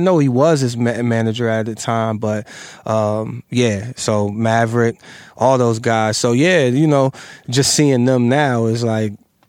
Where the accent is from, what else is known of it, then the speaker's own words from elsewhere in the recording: Massillon, Ohio, United States; moved away as an adult; also born or lived in Brooklyn, New York; I grew up in Ohio.